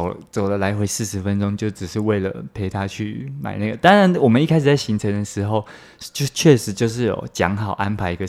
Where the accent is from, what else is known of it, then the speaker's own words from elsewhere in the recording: Taiwan; 身为台湾人最爱去的国家嘛